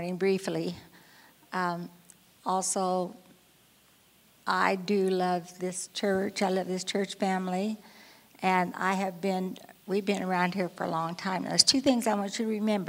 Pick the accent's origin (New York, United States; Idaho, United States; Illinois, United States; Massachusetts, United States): Idaho, United States; Twin Falls; I was born and raised in Idaho